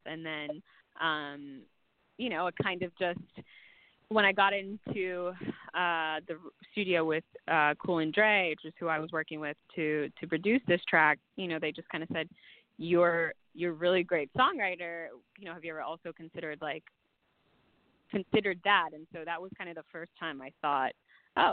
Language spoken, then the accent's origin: English; Bahamas; also born or lived in Miami, Florida, United States; I grew up in the Bahamas, but I was born in Miami